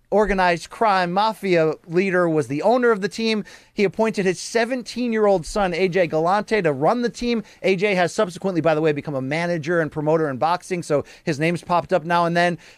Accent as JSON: {"language": "English", "town": "Naugatuck", "region": "Connecticut", "country": "United States", "tie": "born or raised there", "said": "I lived in my hometown of Naugatuck"}